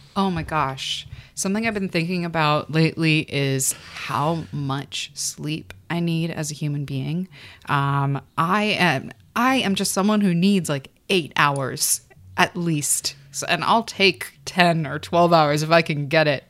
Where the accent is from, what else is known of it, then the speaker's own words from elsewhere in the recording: Calabasas, California, United States; I uh, was born in California, Southern California. Uh, the first part of my life, I was raised in Calabasas, California